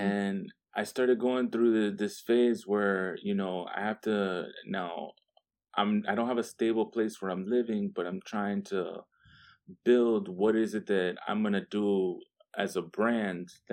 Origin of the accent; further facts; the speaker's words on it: Miami, Florida, United States; moved away as an adult; also born or lived in Vermont; now in Washington, D.C., United States; I'm originally from Miami, Florida. I'm born and raised.